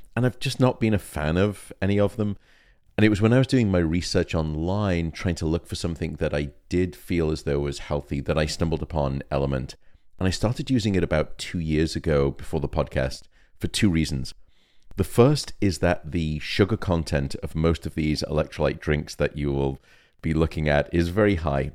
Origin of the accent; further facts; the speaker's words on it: United Kingdom; I'm unfortunately British